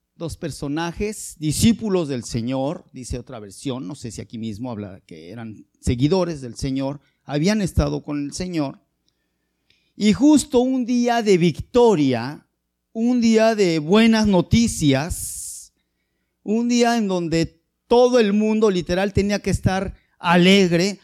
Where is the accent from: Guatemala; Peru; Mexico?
Mexico